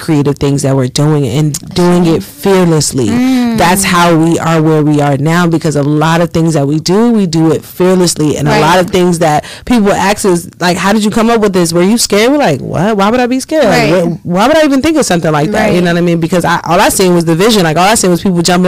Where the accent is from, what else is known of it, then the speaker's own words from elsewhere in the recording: Washington, District of Columbia, United States; moved away as an adult; now in Philadelphia, United States; I'm actually born and raised in Washington, D.C.